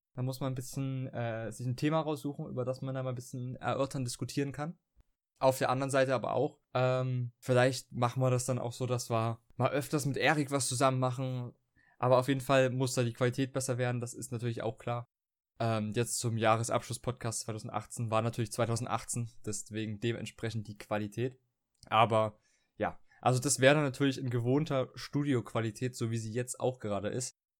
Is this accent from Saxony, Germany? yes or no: yes; Dresden, Saxony, Germany; bei uns in Dresden